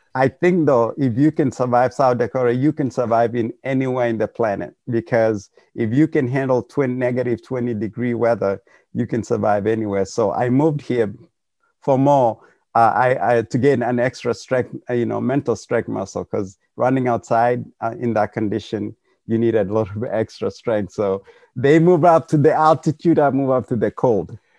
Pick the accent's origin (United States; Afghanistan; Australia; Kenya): Kenya; moved away; we're all from Kenya